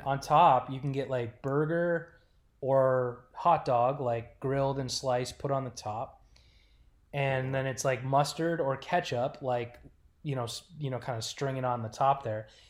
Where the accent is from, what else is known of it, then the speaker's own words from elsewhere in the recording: Oklahoma City, Oklahoma, United States; accent: New York OKC accent; moved away as an adult; also born or lived in Rochester, New York / Edmonton; from Rochester, New York, spent my formative years in Oklahoma City and then moved up to Edmonton for my first big league job